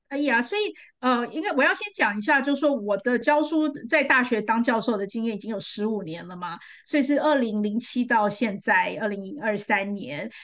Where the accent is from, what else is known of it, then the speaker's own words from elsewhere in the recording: Taipei, Taiwan; now in New Jersey, United States; 我在台湾长大